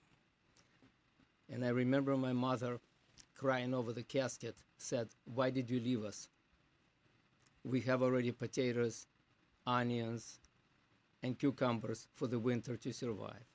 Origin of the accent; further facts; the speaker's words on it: Zhytomyr, Zhytomyr Oblast, Ukraine; English is a second language; moved away as an adult; now in United States; So I was born in Ukraine, in a little shtetl, Zhytomyr